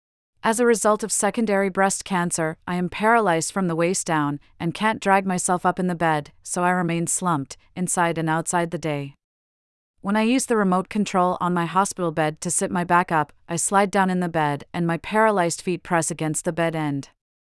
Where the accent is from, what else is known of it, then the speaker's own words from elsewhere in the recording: Australia; moved away as an adult; It's forced me to accept that I will, almost definitely, not see my home country, Australia, ever again. I've spent most of the past decade traveling abroad and far away from the antipodes